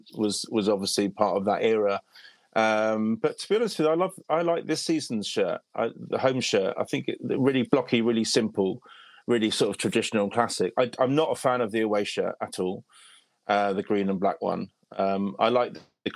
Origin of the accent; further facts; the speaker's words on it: London, United Kingdom; now in Brighton, United Kingdom; I'm from Northwest London originally.